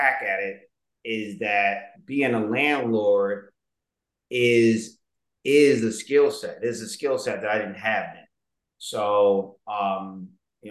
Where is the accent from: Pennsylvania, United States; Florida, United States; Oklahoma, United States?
Pennsylvania, United States; Philadelphia; I was raised in Southwest. I actually bought my parents' home